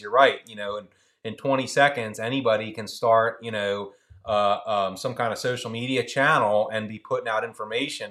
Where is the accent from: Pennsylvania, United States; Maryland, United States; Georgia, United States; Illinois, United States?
Pennsylvania, United States; Philadelphia; now in Salisbury, United States; I grew up in Philly